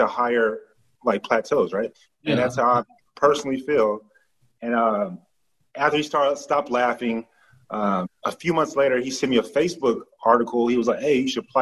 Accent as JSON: {"language": "English", "region": "Texas", "country": "United States", "said": "I'm from Texas. I'm from the South"}